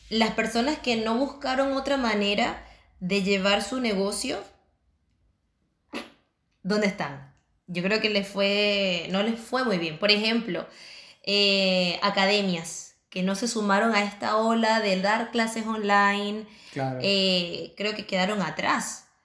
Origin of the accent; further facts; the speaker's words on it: Chile; now in Barcelona, Spain; nosotros llegamos acá recién migrando de, de Chile a España, Barcelona, nos agarró la pandemia, ¿qué hacemos?